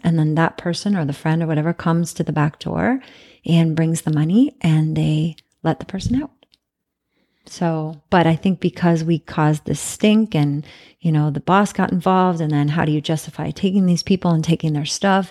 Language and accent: English; Canada; moved away; I'm from Canada